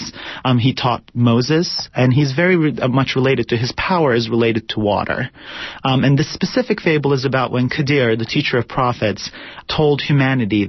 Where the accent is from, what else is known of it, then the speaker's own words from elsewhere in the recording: Turkey; moved away as an adult; now in United States; I was born and raised in Turkey, but I moved here about 10, 11 years ago.